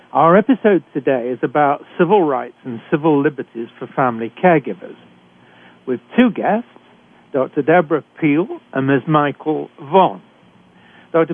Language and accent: English; United Kingdom; accent: British; moved away as an adult; now in Canada; I'm a physician trained in Britain, as you can tell from my accent.